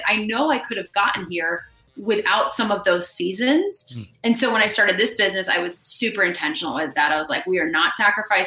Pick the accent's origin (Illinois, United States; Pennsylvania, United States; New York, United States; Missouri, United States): New York, United States; moved away as an adult; also born or lived in Los Angeles; I'm born and raised in New York